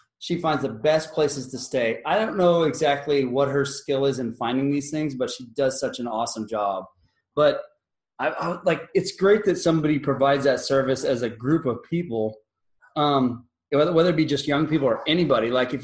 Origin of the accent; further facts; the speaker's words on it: South Padre Island, Texas, United States; I grew up on South Padre Island